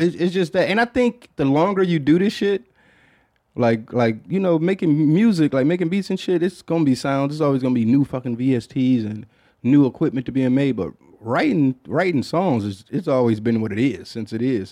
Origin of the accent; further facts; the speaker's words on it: Detroit, Michigan, United States; growing up in Detroit